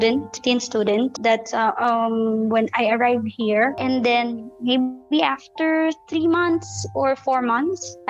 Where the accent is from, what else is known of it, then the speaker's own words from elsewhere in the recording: Philippines; moved away as an adult; now in Qatar; I'm a Filipina.